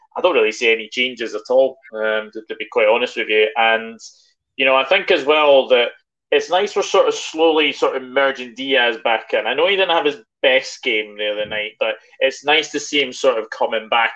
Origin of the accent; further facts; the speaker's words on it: Scotland, United Kingdom; being Scottish